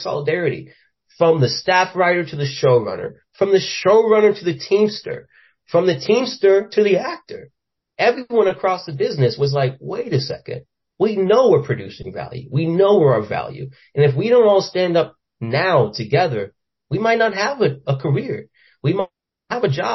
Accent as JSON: {"language": "English", "region": "Florida", "country": "United States", "moved": "yes", "said": "I'm from Florida, I'm from poverty"}